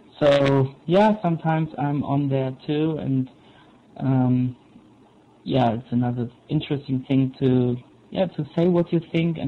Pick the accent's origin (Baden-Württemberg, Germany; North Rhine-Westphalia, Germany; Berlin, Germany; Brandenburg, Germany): Brandenburg, Germany; English is a second language; now in Chemnitz, Germany; I'm from Chemnitz, but not originally, because I am doing an apprenticeship here, and so I had to move, and originally I'm from South Brandenburg.